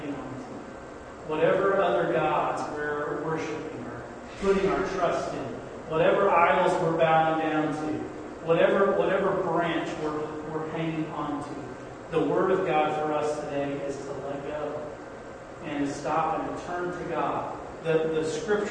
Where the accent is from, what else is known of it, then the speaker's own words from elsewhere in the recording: United States; as American people, United States, North American, Western culture kinds of people